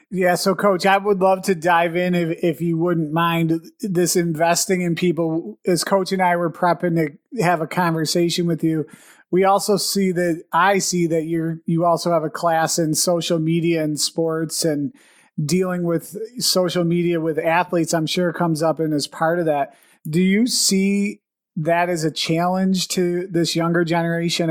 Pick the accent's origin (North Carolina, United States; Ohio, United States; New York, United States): New York, United States; Buffalo; We're both from the Buffalo area. We're still in the Buffalo area